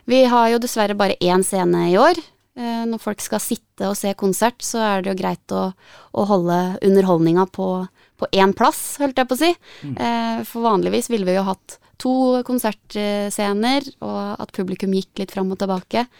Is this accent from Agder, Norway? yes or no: no; Gjøvik, Innlandet, Norway; Da jeg vokste opp på Gjøvik og var 18-19